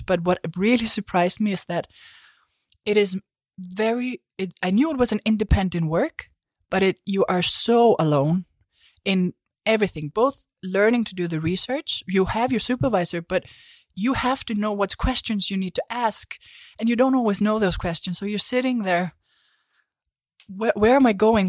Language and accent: English; Iceland; moved away; I come from Iceland